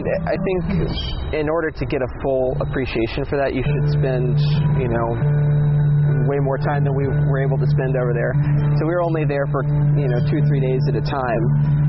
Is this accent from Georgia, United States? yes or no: yes; Georgia, United States; moved away as an adult; also born or lived in Maine / Virginia; now in Roanoke, United States; Born in Maine, raised in Georgia, but moved to Virginia for work.